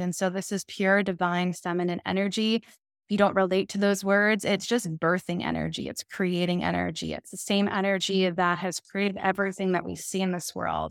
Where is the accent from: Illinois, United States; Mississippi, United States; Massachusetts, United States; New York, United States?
New York, United States; Long Island; I'm originally from Long Island, New York